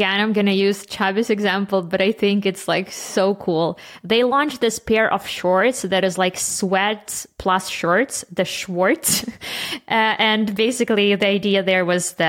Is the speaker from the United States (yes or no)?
no; Canada